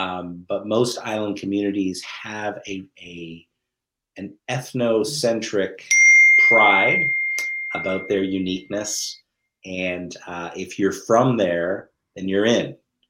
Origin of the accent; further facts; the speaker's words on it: Grand Manan, New Brunswick, Canada; I would say I was from Seal Cove, Grand Manan, and yeah. People who knew Grand Manan would look at me and go, "No, you're not. I don't even know who you are."